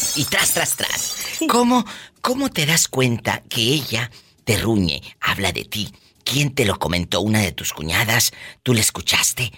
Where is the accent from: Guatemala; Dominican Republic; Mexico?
Mexico; como decimos en México